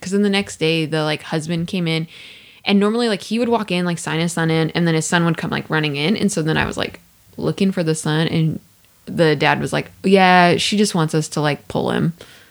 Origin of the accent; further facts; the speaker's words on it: Midwest, United States; I'm from the Midwest. I know y'all be working 213 and out.